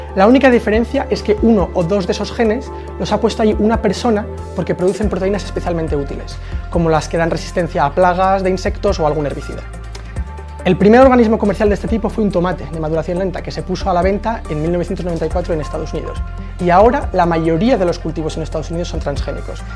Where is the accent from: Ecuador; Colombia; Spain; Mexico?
Spain; España sí, y de hecho somos líderes europeos por el cultivo de MON 810